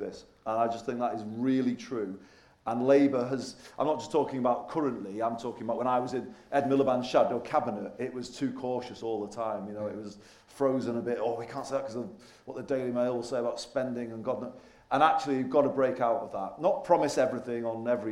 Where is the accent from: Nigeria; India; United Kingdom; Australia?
United Kingdom; Manchester side, North West England; also born or lived in Liverpool; Even though born in Liverpool, I grew up more on the Manchester side.